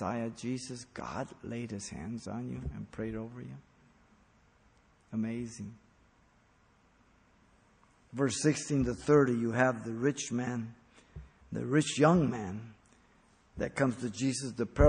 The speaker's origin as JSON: {"language": "English", "region": "Mexico City", "country": "Mexico", "tie": "born or raised there", "moved": "yes", "said": "I was raised a Catholic. I was born in Mexico City."}